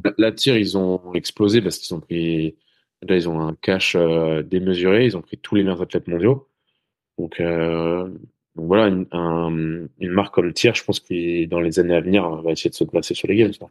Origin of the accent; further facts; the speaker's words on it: Brittany, France; moved away; je suis breton à la base